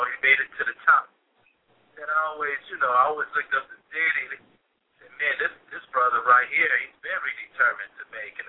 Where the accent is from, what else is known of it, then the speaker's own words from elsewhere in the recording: East Chicago, Indiana, United States; moved away as an adult; now in China; I grew up in East Chicago, and I grew up in a nice area. But if you know my city of East Chicago, it's surrounded by a lot of, you know, negativity.